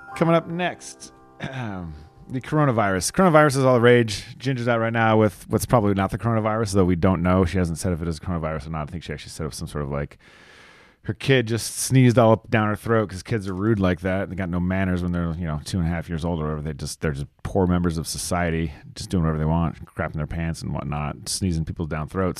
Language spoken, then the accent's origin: English; New Mexico, United States; my hometown, small ass New Mexico